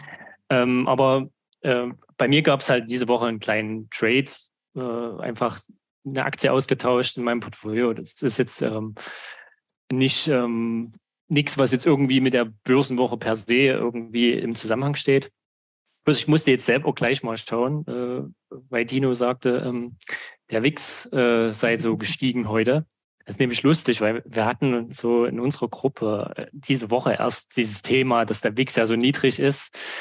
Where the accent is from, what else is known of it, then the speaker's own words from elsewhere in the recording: Saxony, Germany; ich komme aus Sachsen, habe in Sachsen äh, studiert und arbeite auch immer noch in Sachsen. Also ich habe eigentlich meine Heimat nie verlassen